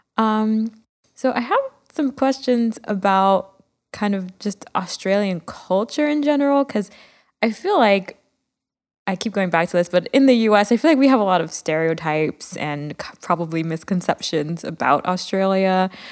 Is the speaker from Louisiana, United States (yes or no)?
no; Miami, Florida, United States; growing up in Miami